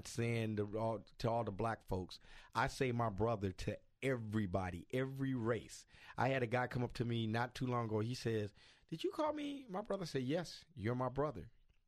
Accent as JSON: {"language": "English", "country": "United States", "said": "I'm not from Africa. I'm from here. I'm an American."}